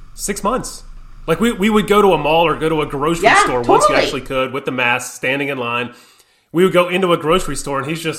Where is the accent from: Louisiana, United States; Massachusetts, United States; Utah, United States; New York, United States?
Louisiana, United States; growing up in Louisiana when I was younger